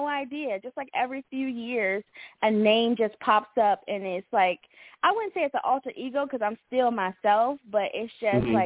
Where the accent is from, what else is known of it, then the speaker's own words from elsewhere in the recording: Virginia, United States; moved away as an adult; also born or lived in Ohio / Macon, Georgia / Indiana; So originally I was born in Ohio, but I was raised in Virginia. So I guess you can call Virginia my home